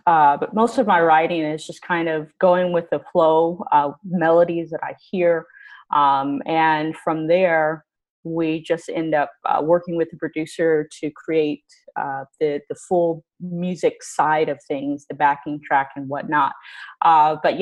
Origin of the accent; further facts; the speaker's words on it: Houston, Texas, United States; also born or lived in Los Angeles; now in Canada; I'm originally from Houston